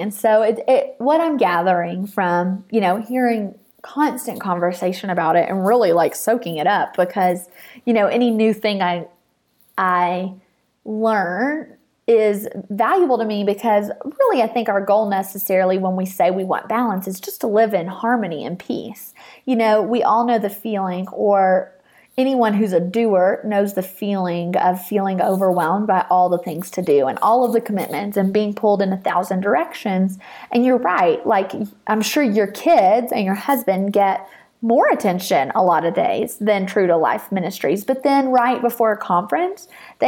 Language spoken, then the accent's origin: English; Nashville, Tennessee, United States; I'm from Nashville